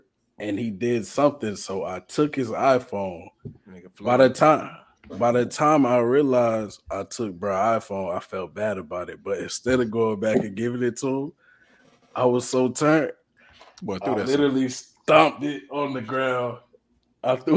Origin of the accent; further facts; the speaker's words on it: Charlotte, North Carolina, United States; I'm from Charlotte